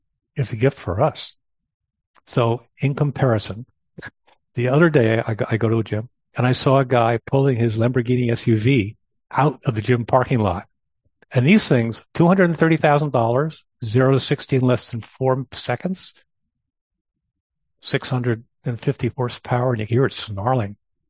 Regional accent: New York, United States; I grew up in Long Island Sound, grew up with sailboats

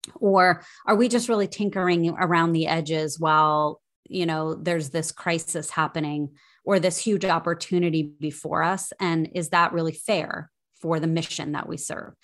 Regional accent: Ohio, United States; also born or lived in Minnesota; now in Washington, D.C., United States; I grew up in Ohio and made my way to Washington, D C via Minnesota.

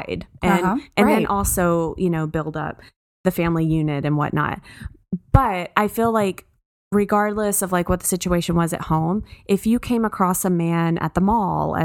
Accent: Texas, United States; I grew up in Texas

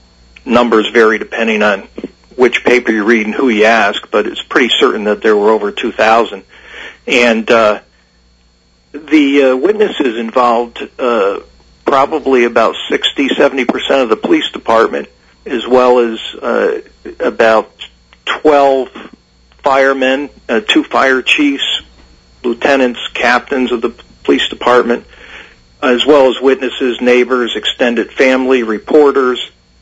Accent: Bridgeport, Connecticut, United States; I grew up in Bridgeport in the 70s and 80s

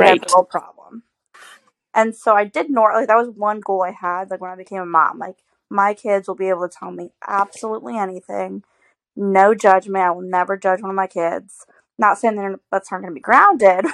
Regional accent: Illinois, United States; moved away as an adult; now in Paris, Missouri, United States; I'm actually not from around here. Like, I was raised in Illinois. Didn't move to the lovely area of Paris, Missouri, if you will, until I married JC

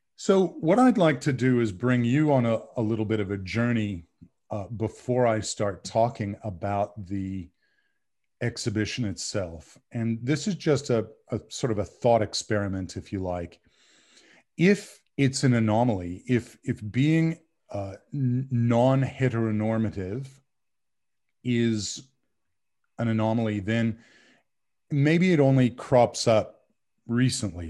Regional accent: Bay Area, California, United States; moved away as an adult; also born or lived in San Diego; now in North Carolina, United States; I grew up in the Bay Area of California

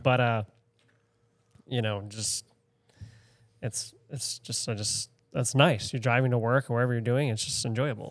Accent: Spruce Head, Maine, United States; I grew up in Spruce Head

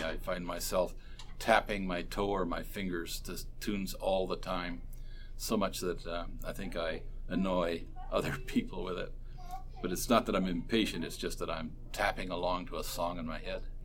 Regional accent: Port Dover, Ontario, Canada; also born or lived in Brantford, Ontario; I was born in Brantford, Ontario, ah. but I grew up in Port Dover.

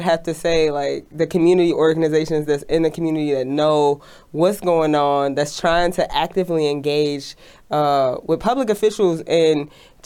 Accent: Detroit, Michigan, United States; I'm from Detroit, Michigan, which is a company town

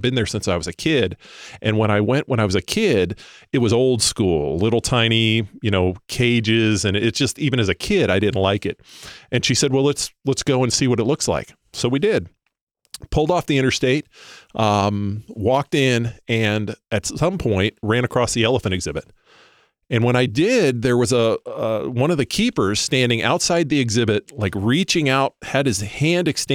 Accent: Florida, United States; I grew up in Florida

